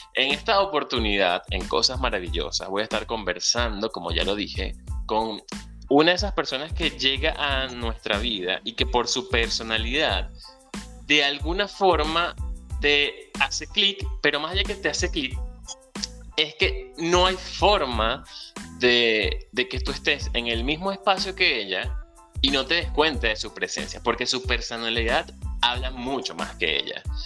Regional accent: Venezuela; moved away; Soy un venezolano emigrante, soñador y un ciudadano del mundo.

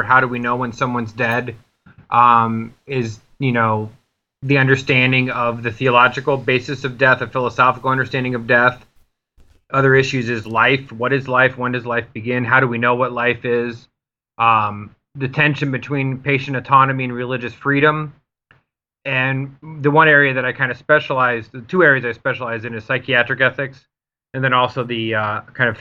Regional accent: Connecticut, United States; now in Ohio, United States; I'm originally from Connecticut. Now I reside in Ohio

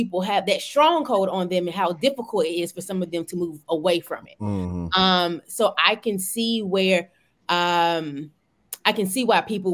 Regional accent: Atlanta, Georgia, United States; my hometown

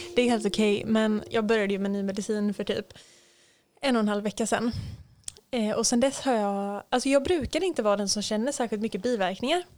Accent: Hultsfred, Kalmar County, Sweden; moved away; hotellet där jag jobbade hemma i Hultsfred

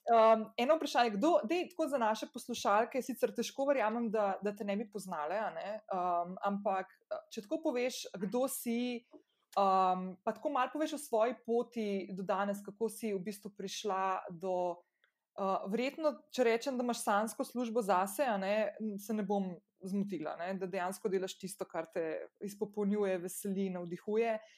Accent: Slovenia; moved away as an adult; also born or lived in Ljubljana, Slovenia / Portorož, Slovenia; now in United States; Jaz sem bila stara 12 let, ko smo se preselili iz Ljubljana na obalo

